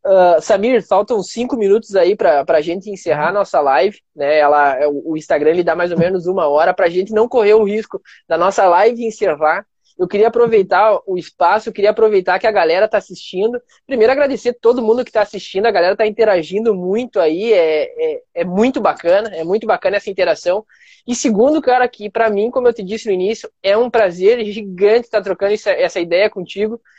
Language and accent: Portuguese; Brazil; porque eu sou um representante, eu sou brasileiro, tô lá no, no Chile